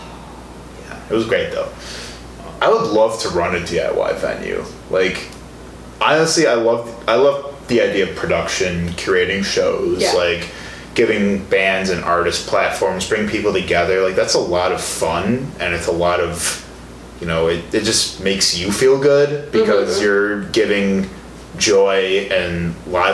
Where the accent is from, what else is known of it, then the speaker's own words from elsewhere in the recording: Illinois, United States; moved away as an adult; now in Milwaukee, United States; I'm originally from Illinois